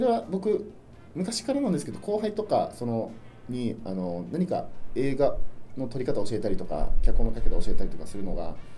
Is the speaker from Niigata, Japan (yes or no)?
no; Okinawa City, Okinawa, Japan; 僕は生まれも育ちも沖縄市